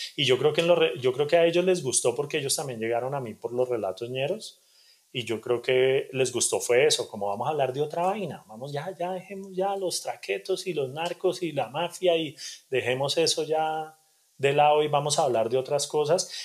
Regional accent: Bogotá, Colombia; also born or lived in Cali / Soacha; realmente crecí en Cali hasta los 7, 8 años y después por cosas de negocios resultamos en Bogotá y, yo crecí en la localidad de Suba

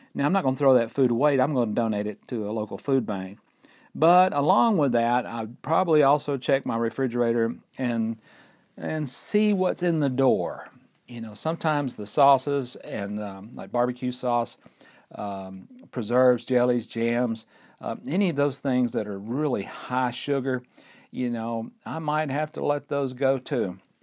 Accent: Fort Payne, Alabama, United States; We're recording right here at Lookout Mountain in northeast Alabama in my hometown of Fort Payne.

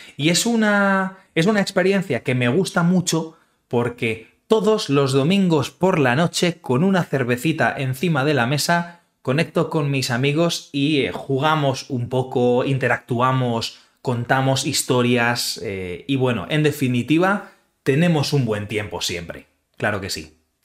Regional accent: Community of Madrid, Spain; now in Utrecht, Netherlands; yo soy madrileño. Eso significa que soy originario

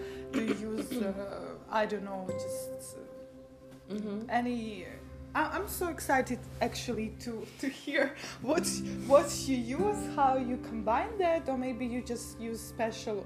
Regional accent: Ukraine; moved away; we are from Ukraine

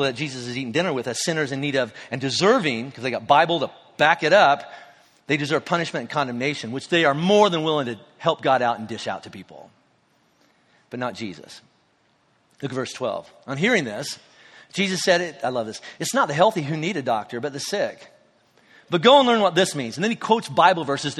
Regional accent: Kentucky, United States; we're from Kentucky.

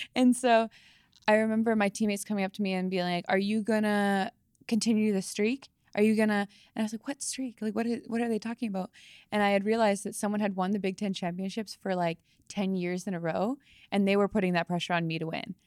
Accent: Langley, British Columbia, Canada; moved away as an adult; also born or lived in Wisconsin; I grew up in Langley, British Columbia.

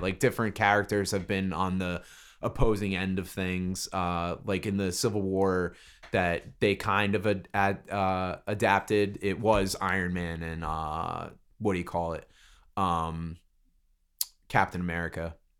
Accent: Brick, New Jersey, United States; I live in Brick. I grew up in Brick. That's where I'm from

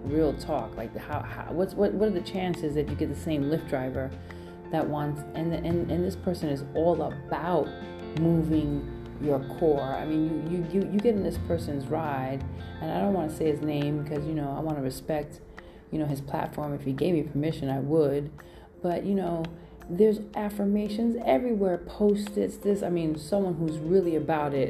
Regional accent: New York City, New York, United States; now in San Francisco, United States; I am Brooklyn all day, and I'm coming in from the Bay.

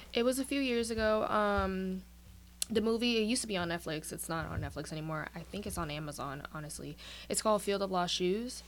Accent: New York City, New York, United States; now in Virginia, United States; I was born and raised in Brooklyn, New York, but I'm currently located here in Virginia

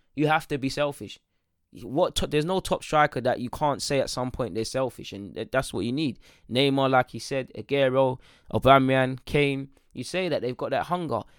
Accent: London, United Kingdom; I'm from North

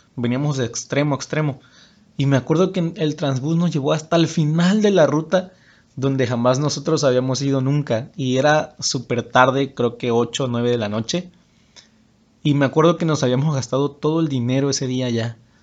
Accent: Huimanguillo, Tabasco, Mexico; moved away as an adult; also born or lived in Villahermosa; yo soy originario de Huimanguillo, Tabasco. Es un pueblo que está en el estado de Tabasco.

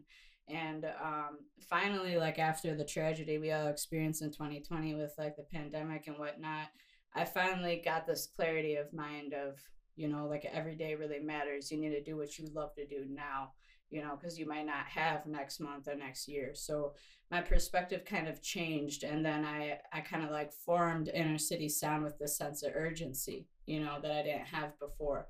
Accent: Appleton, Wisconsin, United States; also born or lived in Forest Junction, Wisconsin / Minneapolis / Florida; over here in Wisconsin, where I'm from. I'm from Appleton, Wisconsin.

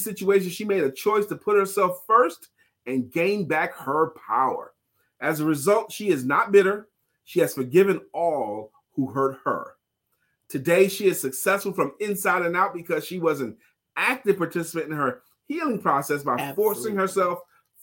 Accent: New York City, New York, United States; moved away; I'm from Brooklyn

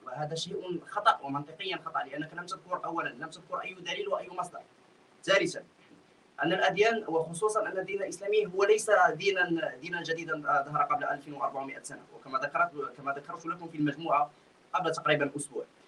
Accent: Morocco; انا مغربي

